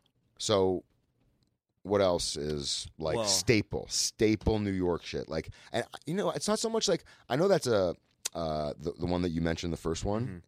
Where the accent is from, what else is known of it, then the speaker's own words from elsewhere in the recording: Toronto, Ontario, Canada; I grew up in Toronto, Duff's, yeah.